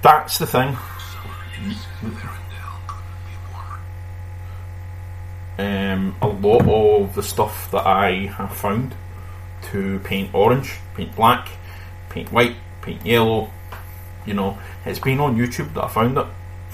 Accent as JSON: {"language": "English", "region": "Scotland", "country": "United Kingdom", "accent": "Scottish", "said": "That's being Scottish for you"}